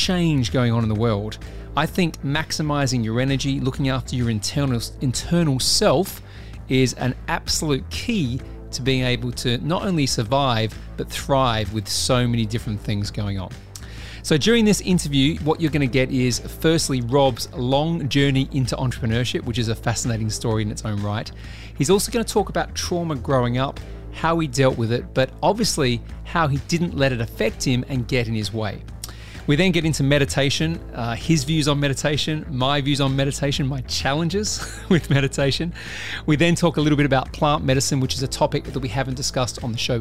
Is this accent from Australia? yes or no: yes; Australia; now in United Kingdom; I'm an Australian living in the UK.